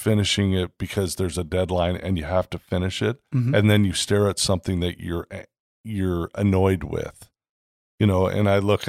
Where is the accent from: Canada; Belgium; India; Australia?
Canada; now in United States; everybody knows at this point that I came from Canada 20 years ago and we love living in the States.